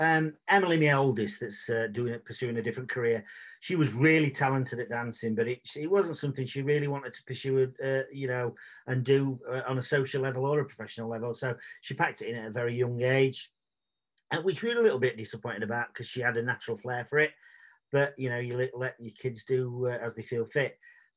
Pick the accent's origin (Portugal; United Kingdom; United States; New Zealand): United Kingdom; Sheffield, Yorkshire and the Humber; male, Caucasian, from from sunny Sheffield. I was born and bred in Sheffield. I'll probably die in Sheffield